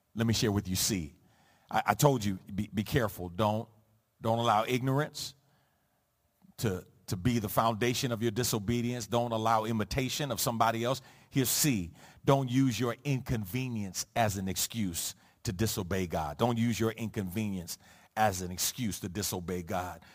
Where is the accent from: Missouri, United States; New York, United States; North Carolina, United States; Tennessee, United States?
New York, United States; New York City; two of my best friends growing up in the Jacob Rees housing projects on the Lower East Side of Manhattan